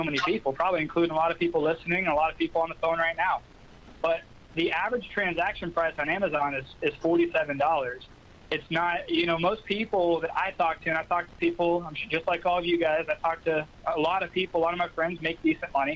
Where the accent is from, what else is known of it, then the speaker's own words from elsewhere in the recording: Orlando, Florida, United States; I've got some of my best friends that I grew up with here in Orlando